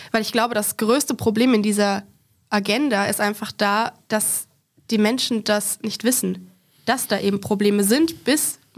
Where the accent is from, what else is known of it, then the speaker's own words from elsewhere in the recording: Aschaffenburg, Bavaria, Germany; ich kenne es tatsächlich aus Aschaffenburg, das ist eine Kleinstadt in Nordbayern, wo ich herkomme.